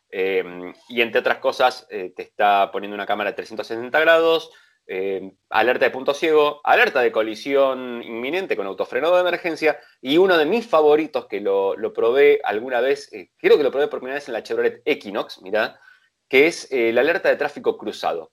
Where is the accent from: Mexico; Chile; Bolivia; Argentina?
Argentina